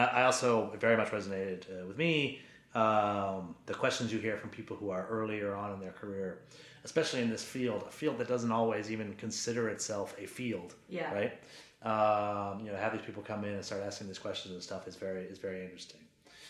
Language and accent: English; Maine, United States; Growing up in Maine, there were very, very few of my neighbors and the kids going to public school in Maine with me on the board of their family foundation.